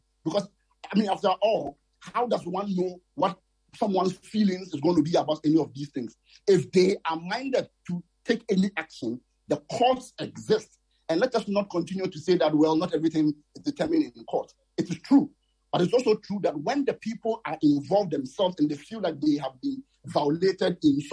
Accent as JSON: {"language": "English", "country": "Ghana", "tie": "born or raised there", "said": "I am from Kwabe, that's where I was born"}